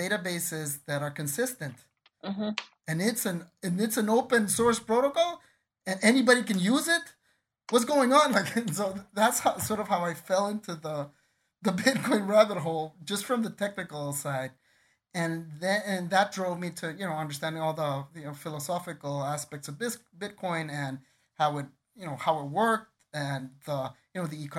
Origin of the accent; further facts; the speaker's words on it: Guatemala; also born or lived in United States; I'm a Guatemalan. I grew up in Guatemala.